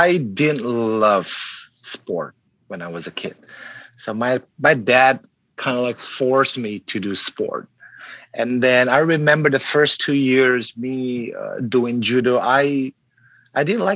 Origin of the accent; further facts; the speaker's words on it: Palembang, South Sumatra, Indonesia; I was born in South Sumatra, Palembang, an island below Java